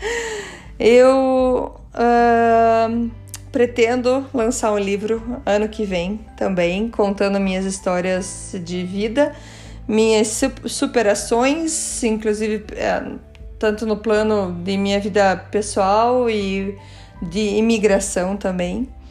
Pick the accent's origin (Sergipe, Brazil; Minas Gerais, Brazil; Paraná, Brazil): Paraná, Brazil; Curitiba; also born or lived in Germany; Eu nasci em Curitiba.